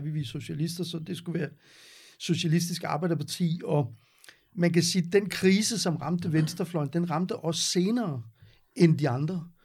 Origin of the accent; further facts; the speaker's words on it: Gentofte, Capital Region of Denmark, Denmark; Jeg, jeg kommer fra Vanget, og øh, gik i skole i Gentofte.